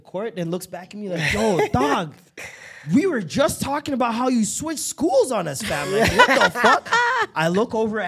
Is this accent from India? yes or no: no; Jamaica; because we're both Jamaican, too.